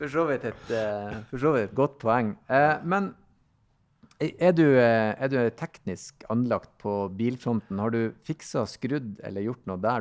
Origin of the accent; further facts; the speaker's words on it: Northern Norway, Norway; bruker jo reise til Syden, som vi sier nordpå